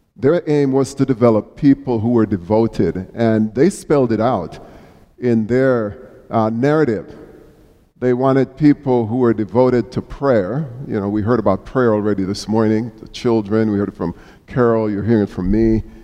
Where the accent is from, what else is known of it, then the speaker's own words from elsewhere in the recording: Jamaica; now in United States; as a youngster growing up in Jamaica